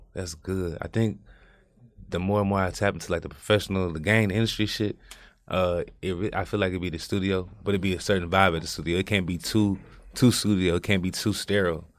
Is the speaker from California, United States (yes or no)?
no; Houston, Texas, United States; born and raised in Fergus Homes from the north side